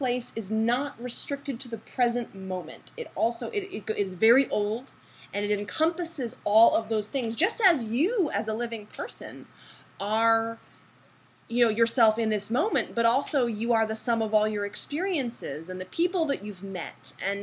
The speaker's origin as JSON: {"language": "English", "region": "Massachusetts", "country": "United States", "tie": "born or raised there", "also_born_or_lived": "California", "moved": "as an adult", "said": "I was born and raised in Massachusetts"}